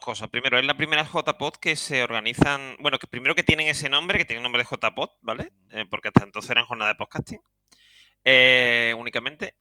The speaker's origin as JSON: {"language": "Spanish", "town": "Seville", "region": "Andalusia", "country": "Spain", "said": "soy un sevillano"}